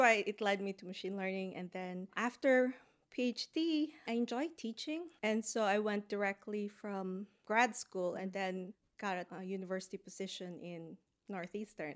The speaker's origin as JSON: {"language": "English", "country": "Philippines", "tie": "born or raised there", "also_born_or_lived": "United States", "moved": "as an adult", "lives_now": "Boston, United States", "said": "I grew up in the Philippines, so I had my undergrad there"}